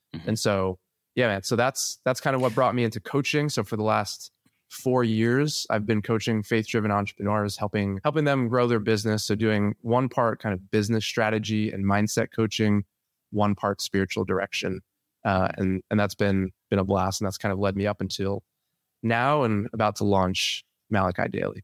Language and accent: English; New Jersey, United States; born and raised in New Jersey, the beautiful Garden State